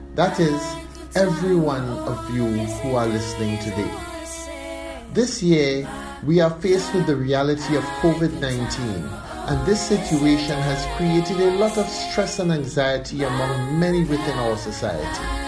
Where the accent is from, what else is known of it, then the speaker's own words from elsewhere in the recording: Grenada; as Grenadians